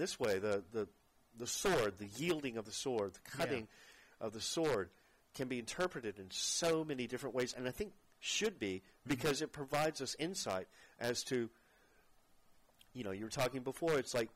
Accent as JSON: {"language": "English", "town": "Fort Worth", "region": "Texas", "country": "United States", "tie": "born or raised there", "moved": "yes", "said": "my hometown in Fort Worth"}